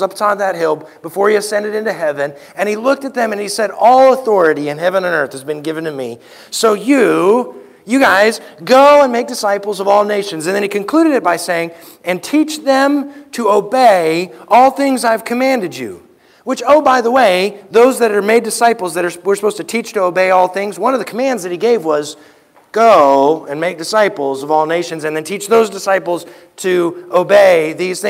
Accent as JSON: {"language": "English", "town": "Anchorage", "region": "Alaska", "country": "United States", "tie": "born or raised there", "also_born_or_lived": "Louisiana", "moved": "yes", "lives_now": "Galena, United States", "said": "I was born in Anchorage, which is close to Alaska."}